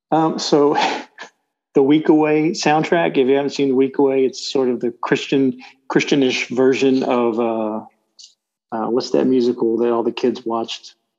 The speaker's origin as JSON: {"language": "English", "town": "Bay City", "region": "Texas", "country": "United States", "tie": "born or raised there", "also_born_or_lived": "Palacios, Texas", "said": "Moved to Bay City. Uh, went through all my school school age years there"}